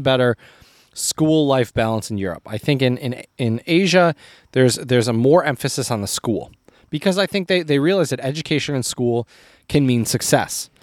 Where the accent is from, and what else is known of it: United States